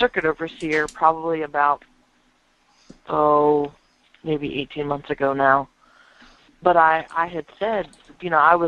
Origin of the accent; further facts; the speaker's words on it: United States; I'm American here in the States